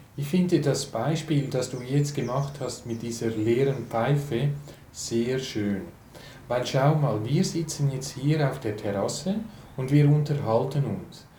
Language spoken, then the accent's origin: German; Switzerland; für mich als Schweizer